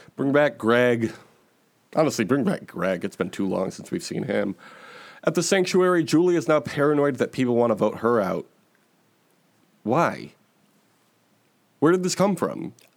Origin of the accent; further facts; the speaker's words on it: Chicago, Illinois, United States; I was born and raised in Chicago